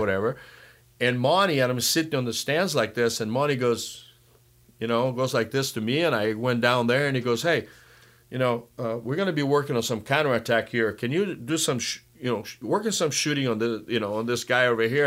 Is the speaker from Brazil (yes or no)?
yes; Brazil; now in United States; growing up in Brazil, I had a, the pleasure of working with Kemeni's father